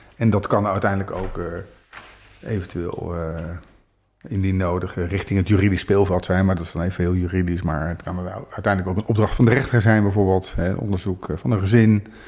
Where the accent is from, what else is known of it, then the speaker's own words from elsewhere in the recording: The Hague, South Holland, Netherlands; ik ben ook geboren in Den Haag. Dus wat dat betreft voelt het oh. als thuis